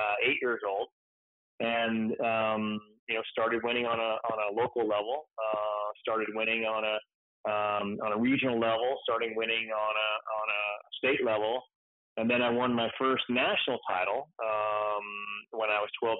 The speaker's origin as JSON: {"language": "English", "region": "Northern California", "country": "United States", "tie": "born or raised there", "said": "born and raised in Northern California. We're five generations from this area."}